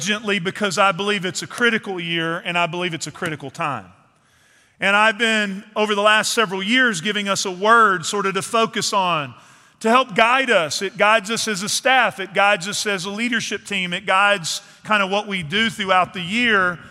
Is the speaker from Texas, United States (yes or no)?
yes; East Texas, United States; moved away; I grew up in East Texas in the piney woods.